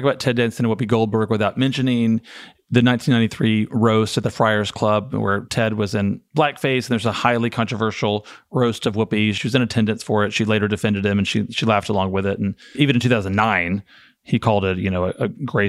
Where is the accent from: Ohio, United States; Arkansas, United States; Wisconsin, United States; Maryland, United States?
Arkansas, United States; I am from Arkansas.